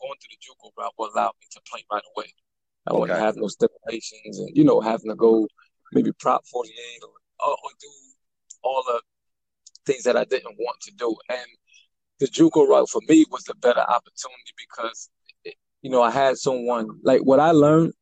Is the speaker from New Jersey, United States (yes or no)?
yes; Elizabeth, New Jersey, United States; moved away as an adult; I'm from Elizabeth, New Jersey. Born and raised